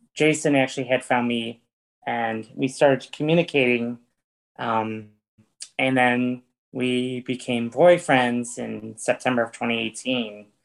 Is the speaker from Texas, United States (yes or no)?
no; East Syracuse, New York, United States; now in Fayetteville, United States; my hometown's actually from East Syracuse, New York